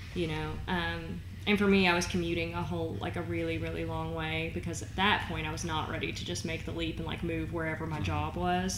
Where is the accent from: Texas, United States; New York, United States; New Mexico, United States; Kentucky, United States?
Kentucky, United States; Owensboro; moved away as an adult; also born or lived in Florida; now in Northern Kentucky, United States; I was born in Florida, um, moved to Kentucky when I was like four or five. Um, but spent my whole life in Western Kentucky in Owensboro